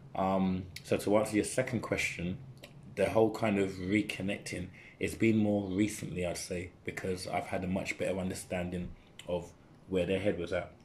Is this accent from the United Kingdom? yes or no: yes; London, United Kingdom; growing up where I grew up in in in Custom House Newham.